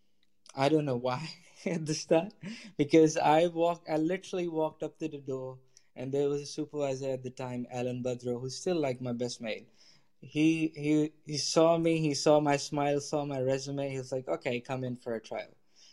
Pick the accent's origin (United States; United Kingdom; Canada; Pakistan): Pakistan; Lahore, Punjab; So I'm from Pakistan. I grew up in Pakistan, from a city called Lahore in Pakistan. Fantastic city. I love it.